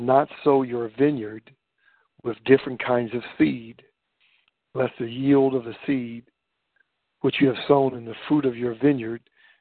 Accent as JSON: {"language": "English", "town": "Warren", "region": "Ohio", "country": "United States", "tie": "born or raised there", "said": "when I was growing up in Warren, Ohio"}